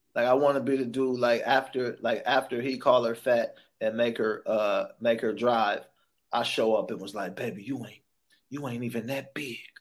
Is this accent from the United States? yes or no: yes; Sacramento, California, United States; also born or lived in San Francisco; I was born in San Francisco, grew up in Sacramento